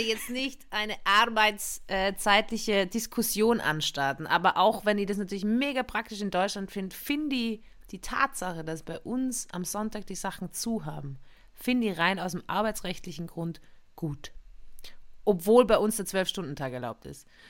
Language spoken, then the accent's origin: German; Tyrol, Austria; moved away; in Tirol, da wo ich aufgewachsen bin